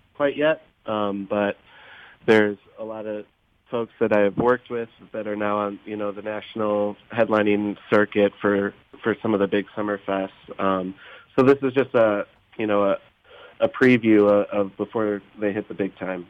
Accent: Oak Park, Illinois, United States; I grew up in in Oak Park and uh, so this is kind of like my my home base.

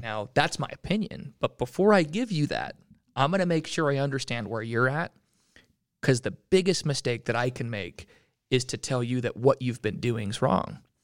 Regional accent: Utah, United States; I grew up in Utah, still live in Utah.

